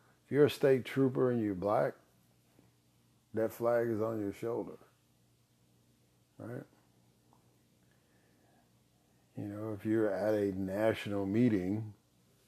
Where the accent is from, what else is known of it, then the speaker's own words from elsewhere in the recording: Illinois, United States; now in Mississippi, United States; I grew up in Illinois